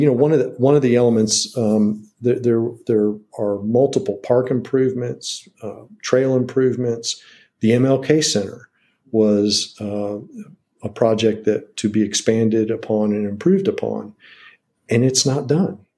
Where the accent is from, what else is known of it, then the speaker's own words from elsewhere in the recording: Washington, District of Columbia, United States; now in Wilmington, United States; I grew up in Washington D.C.